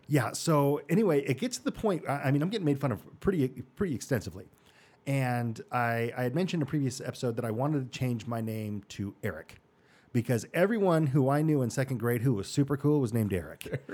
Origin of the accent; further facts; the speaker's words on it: Mesa, Arizona, United States; Born and raised in Mesa, Arizona